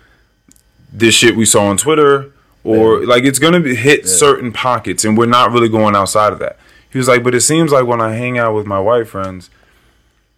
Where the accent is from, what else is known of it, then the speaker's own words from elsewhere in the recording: Northern Virginia, United States; I'm from Northern Virginia